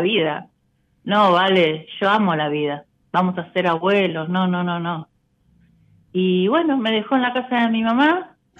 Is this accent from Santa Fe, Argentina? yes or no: no; Buenos Aires, Argentina; Yo soy de Cava, soy de Parque Avellaneda.